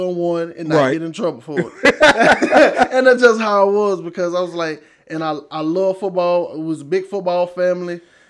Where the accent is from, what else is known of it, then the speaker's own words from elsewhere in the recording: Marshall, Texas, United States; I grew up in Marshall, Texas, born and raised, you know, down East Texas.